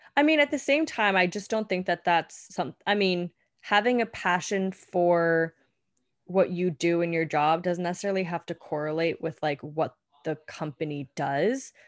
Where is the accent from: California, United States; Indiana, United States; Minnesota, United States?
California, United States; moved away as an adult; also born or lived in Colorado; now in New York City, United States; I was born and raised in California.